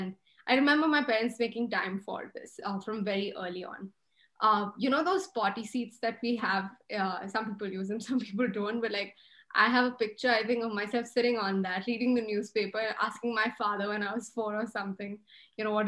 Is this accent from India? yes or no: yes; India; moved away; my childhood was growing up in a small town in the hills in India, in a joint family with 25 people